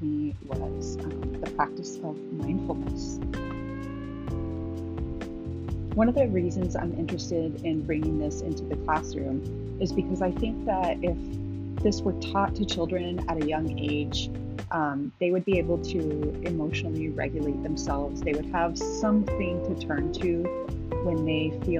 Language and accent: English; Las Cruces, New Mexico, United States; now in Phoenix, United States; I grew up in Las Cruces, New Mexico, a city with a much smaller population, but with a similar reputation